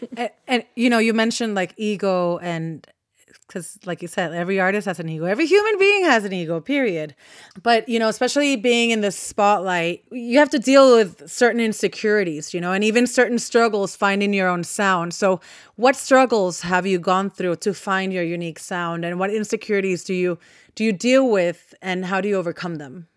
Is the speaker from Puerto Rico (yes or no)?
yes; Puerto Rico; I was born and raised in Puerto Rico